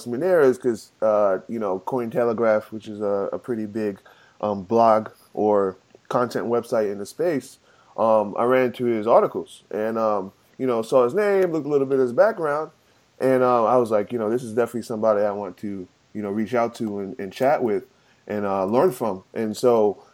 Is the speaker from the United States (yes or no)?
yes; New York, United States; I grew up in New York. And, you know, Queens, New York